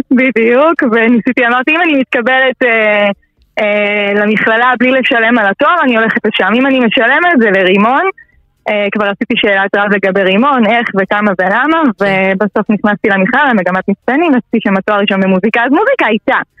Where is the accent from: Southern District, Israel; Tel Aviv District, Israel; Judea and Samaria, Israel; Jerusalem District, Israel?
Judea and Samaria, Israel; Oranit; גדלתי באורנית, יישוב חילוני, יש בו גוש דתי, חמוד, אבל לא שם גרתי, גרתי באזור החילוני, לבית מקסים. למדתי בתיכון אלון ברמת השרון